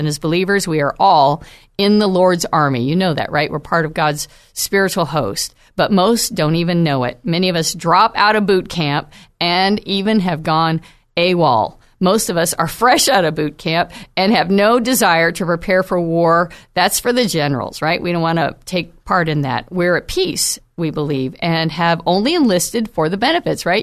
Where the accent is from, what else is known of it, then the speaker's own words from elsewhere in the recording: United States; as American Christians